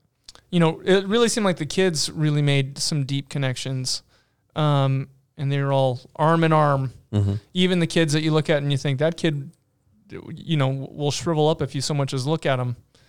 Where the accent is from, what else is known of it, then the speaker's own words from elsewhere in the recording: North Dakota, United States; We're from North Dakota.